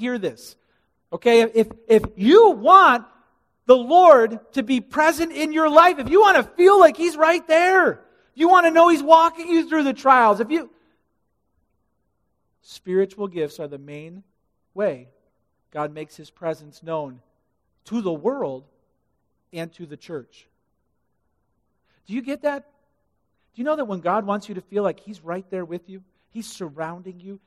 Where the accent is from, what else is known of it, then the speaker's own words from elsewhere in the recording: Illinois, United States; I'm from Illinois